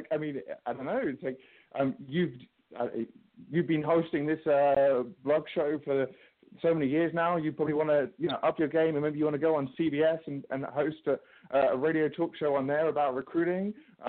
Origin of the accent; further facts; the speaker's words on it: England, United Kingdom; Mr. Bean is my favorite because, you know, I'm English, so that works for me.